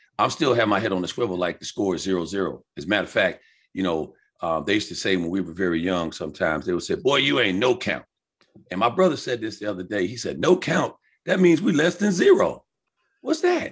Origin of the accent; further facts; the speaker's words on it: Riverhead, New York, United States; moved away as an adult; also born or lived in the South (summers); I grew up on Long Island with my aunt instead of my biological mom.